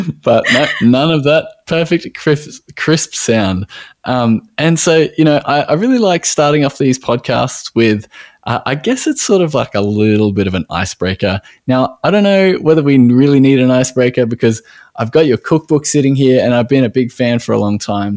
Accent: Australia

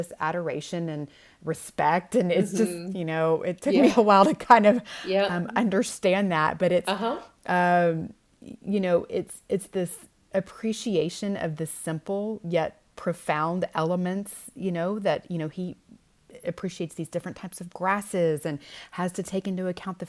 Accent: Houston, Texas, United States; moved away as an adult; now in West Texas, United States; I grew up in Houston, which is one of the largest cities in the world, certainly in the United States

